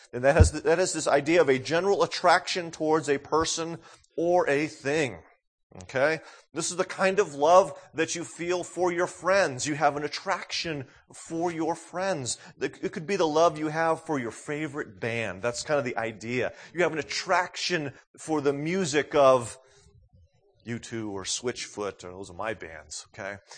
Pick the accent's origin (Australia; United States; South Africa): United States; New England; moved away; growing up in New England